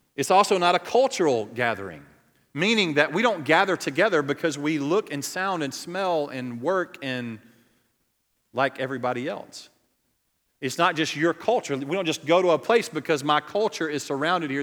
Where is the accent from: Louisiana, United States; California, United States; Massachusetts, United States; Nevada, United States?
Louisiana, United States; Cajun; I'm Cajun to the core.